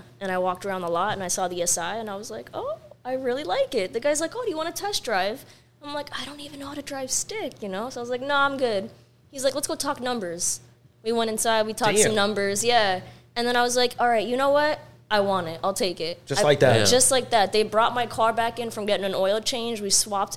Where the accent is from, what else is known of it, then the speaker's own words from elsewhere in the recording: Canada; I'm Canadian